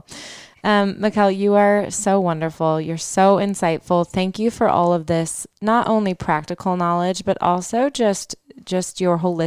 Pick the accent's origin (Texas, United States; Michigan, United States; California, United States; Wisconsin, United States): Michigan, United States; I'm from Michigan.